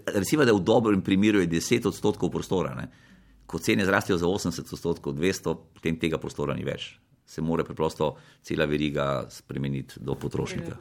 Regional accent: Slovenia; Slovenci smo

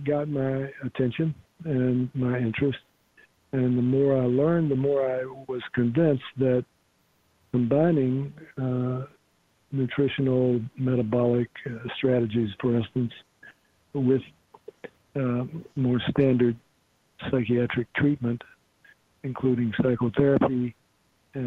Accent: Virginia, United States; also born or lived in California; Returned to Virginia. I'm from Virginia.

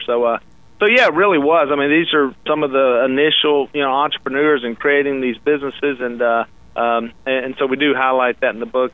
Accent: Louisiana, United States; I'm from Louisiana

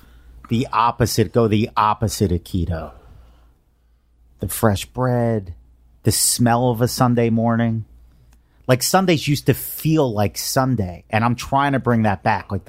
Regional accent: Delaware County, Pennsylvania, United States; That's where I grew up. I grew up in Delaware County, which is like the suburb of South Philly

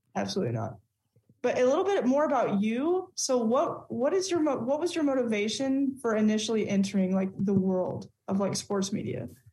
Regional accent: Texas, United States; As a Texan

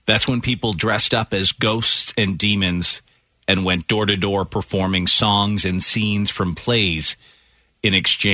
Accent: Ireland; as an Irishman

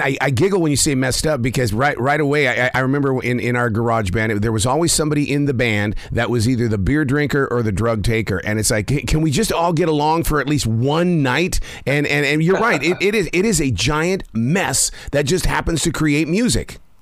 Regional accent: Montana, United States; I'm from Montana

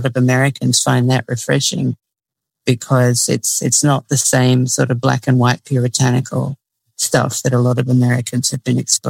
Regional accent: Australia; now in United States; I grew up in Australia, so I didn't have the extreme religious stuff that goes on in the US

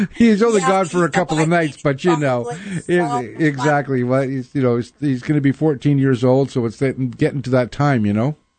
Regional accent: Winnipeg, Manitoba, Canada; now in Seattle, United States; I grew up in Winnipeg

